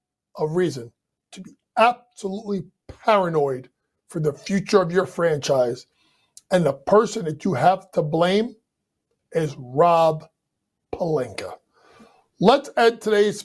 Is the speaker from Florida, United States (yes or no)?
no; New York, United States; my hometown, New York